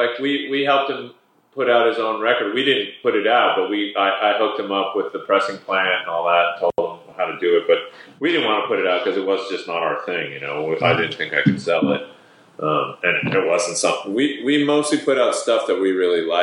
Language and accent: English; Canada; we're Canadian